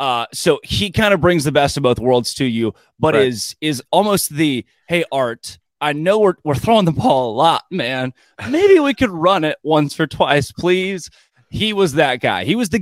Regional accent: Oklahoma, United States; I grew up near Tulsa.

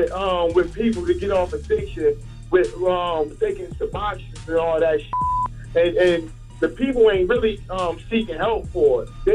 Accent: Newark, New Jersey, United States; I'm from Newark, New Jersey.

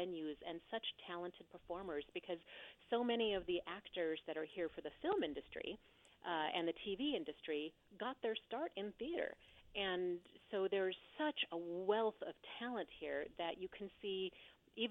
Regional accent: Pacific Northwest, United States; moved away as an adult; now in Los Angeles, United States; I grew up in the Pacific Northwest

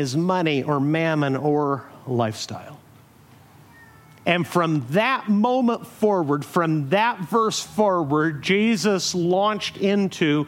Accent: Mexico; now in Huntington Beach, United States; growing up in Mexico

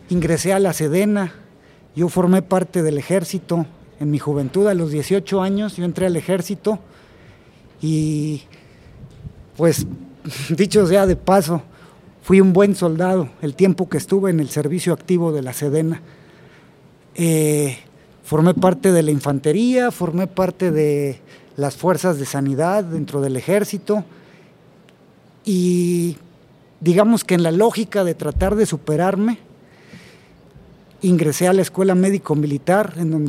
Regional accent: Tampico, Tamaulipas, Mexico; yo soy originario de provincia, soy de Tampico, Tamaulipas.

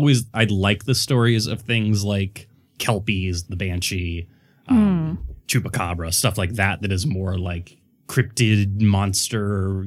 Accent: Mexico; I grew up in Mexico and there were stories about this.

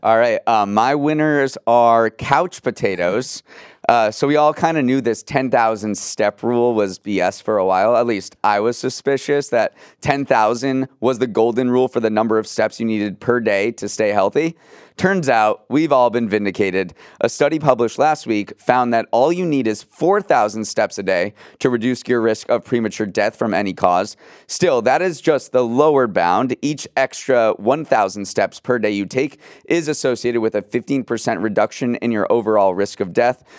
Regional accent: New England, United States; my hometown fair, which is the Big E in New England

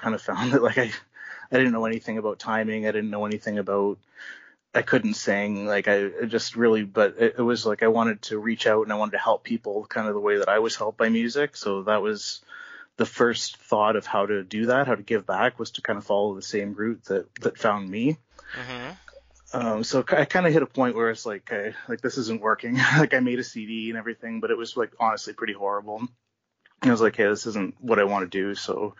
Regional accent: Baden, Ontario, Canada; I grew up in a small town. It was called Baden in Ontario.

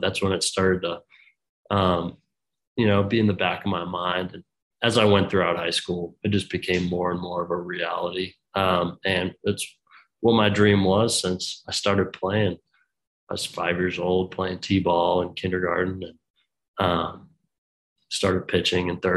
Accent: Boston, Massachusetts, United States; coming from the Northeast, I'm from Boston

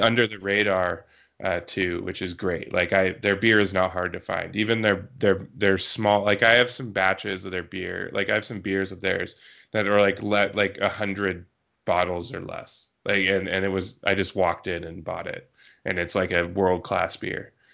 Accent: Yakima Valley, Washington, United States; born or raised there

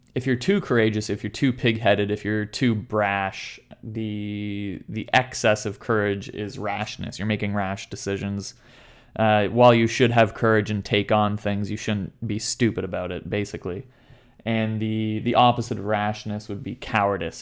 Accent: Canada; growing up in Canada, my dad every morning would make my brother and I wake up at six thirty to go play hockey

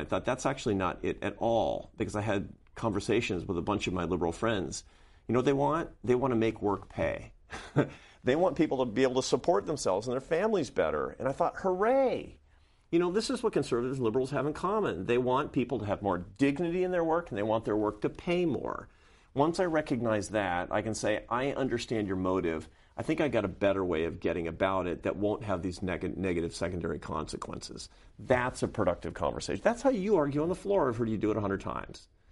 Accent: Seattle, Washington, United States; I grew up in Seattle, Washington.

